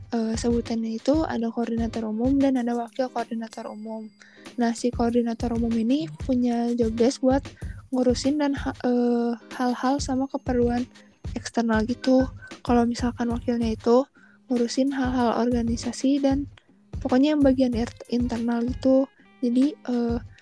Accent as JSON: {"language": "Indonesian", "town": "Bandung", "region": "West Java", "country": "Indonesia", "said": "aku tinggal di Bandung terus aku juga dulu SMA di SMA 5 Bandung"}